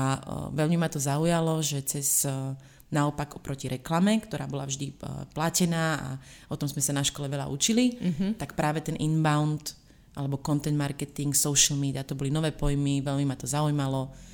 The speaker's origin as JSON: {"language": "Slovak", "country": "Slovakia", "moved": "yes", "said": "ja pochádzam zo Slovenska"}